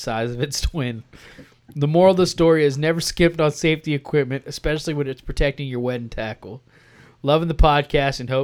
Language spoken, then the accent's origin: English; Texas, United States; I'm from Texas.